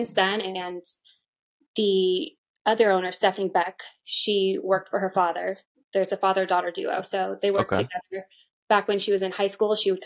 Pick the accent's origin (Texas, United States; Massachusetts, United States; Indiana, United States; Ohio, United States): Massachusetts, United States; Boston; now in Georgia, United States; I'm from Boston myself